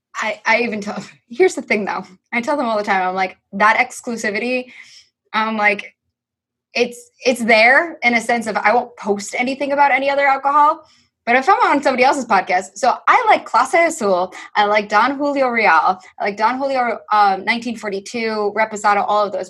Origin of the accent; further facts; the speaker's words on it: New York, United States; I'm a New Yorker